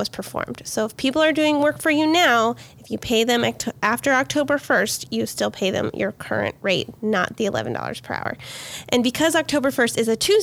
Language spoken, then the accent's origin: English; Texas, United States; my home state of Texas